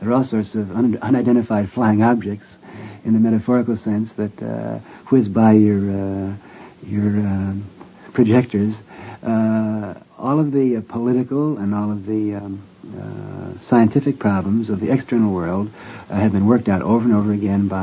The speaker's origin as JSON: {"language": "English", "country": "United States", "said": "I'm simply an American of Irish descent"}